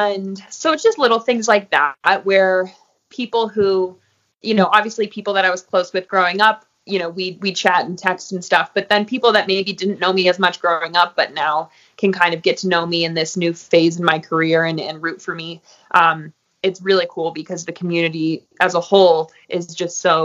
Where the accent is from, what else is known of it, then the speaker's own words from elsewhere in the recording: Crested Butte, Colorado, United States; pride for my hometown and my community, and a real sense of loyalty to my community and wanting to help here in Crested Butte